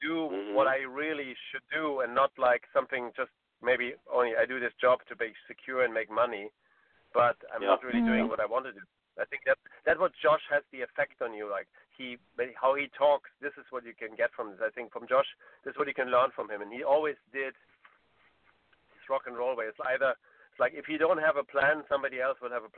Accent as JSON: {"language": "English", "town": "Munich", "region": "Bavaria", "country": "Germany", "tie": "born or raised there", "moved": "yes", "said": "I haven't been in Munich for a long time, and that's my hometown"}